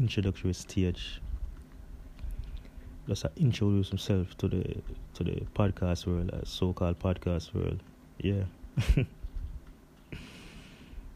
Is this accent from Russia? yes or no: no; Jamaica; I was born in Jamaica in a little place called King Saint Martin